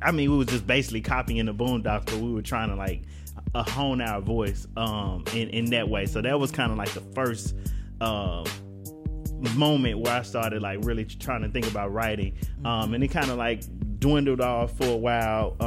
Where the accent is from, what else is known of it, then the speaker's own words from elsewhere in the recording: Memphis, Tennessee, United States; accent: country; moved away as an adult; now in Washington, D.C., United States; growing up in Memphis and having this first opportunity to live away from Memphis for the first time in my life